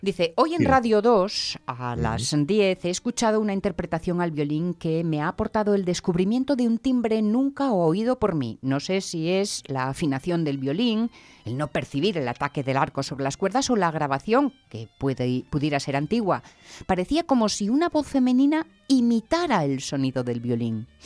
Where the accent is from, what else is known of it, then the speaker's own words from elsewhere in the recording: Asturias, Spain; No somos asturianos